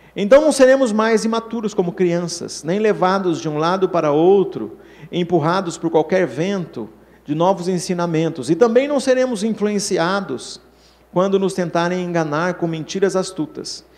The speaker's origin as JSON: {"language": "Portuguese", "region": "São Paulo", "country": "Brazil", "said": "todos nós aqui que somos de São Paulo"}